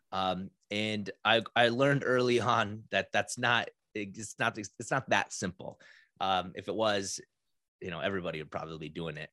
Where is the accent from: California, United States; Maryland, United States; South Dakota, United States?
South Dakota, United States; now in Minnesota, United States; 'cause I grew up in South Dakota